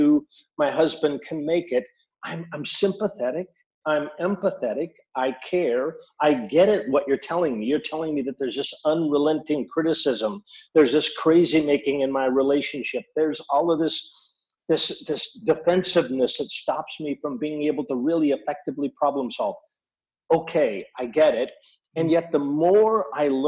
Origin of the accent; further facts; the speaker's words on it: Seattle, Washington, United States; also born or lived in Mexico; I am from Seattle